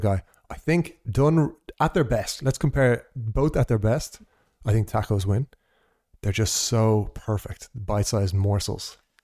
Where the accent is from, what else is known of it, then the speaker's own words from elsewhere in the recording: Ireland; also born or lived in Portugal; as an Irish person